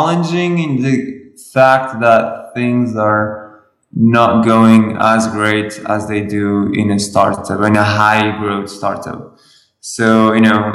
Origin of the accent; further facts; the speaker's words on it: Lisbon, Portugal; I'm from Portugal. It's a little nice country next to Spain.